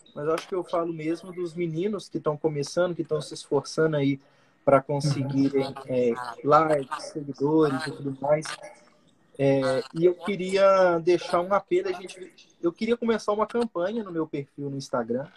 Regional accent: Minas Gerais, Brazil; sou mineiro

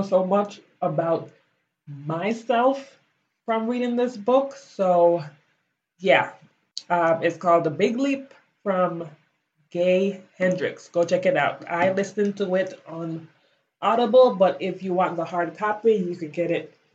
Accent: Belize; moved away as an adult; now in United States; I grew up in Belize. I went to school there. I graduated high school

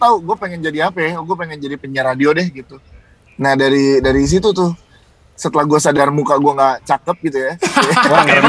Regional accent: Jakarta, Indonesia; now in South Tangerang, Indonesia; gue asli Jakarta gue Betawi

